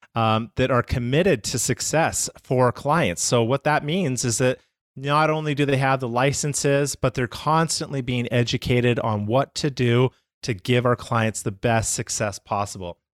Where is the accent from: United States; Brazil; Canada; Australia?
Canada; Calgary, Alberta; I'm from Calgary, Canada.